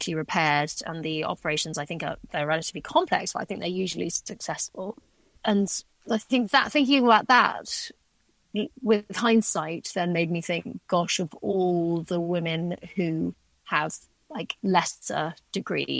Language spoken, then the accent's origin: English; Shrewsbury, West Midlands, United Kingdom; also born or lived in East Africa; I was born actually in Shrewsbury at that hospital